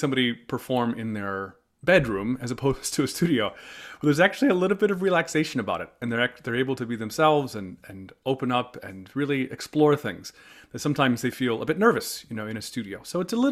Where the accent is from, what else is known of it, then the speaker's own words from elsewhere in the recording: outside of Chicago, Illinois, United States; I was raised in Illinois, about 2 hours north, outside of Chicago.